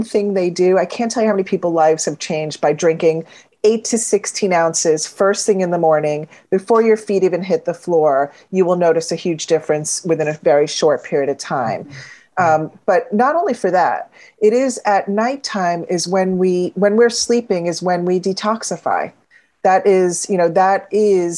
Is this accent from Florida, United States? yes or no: yes; Florida, United States; I grew up in Florida.